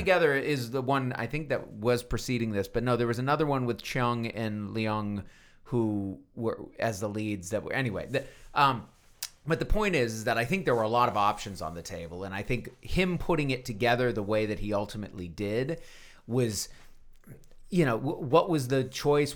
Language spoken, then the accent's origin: English; Texas, United States; As a Texan